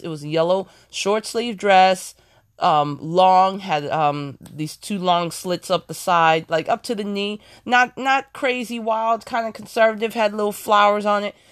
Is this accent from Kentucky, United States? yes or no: no; Ohio, United States; moved away; also born or lived in New York City; I'm originally from Ohio, but I did, I, I did live in New York for ten years